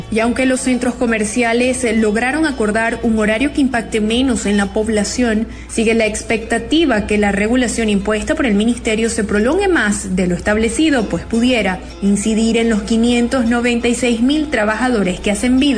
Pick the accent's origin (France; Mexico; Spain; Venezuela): Venezuela; Entonces somos nosotros, los venezolanos, los que nos vemos este, afectados y, atados de manos porque no tenemos donde reclamar nuestro descontento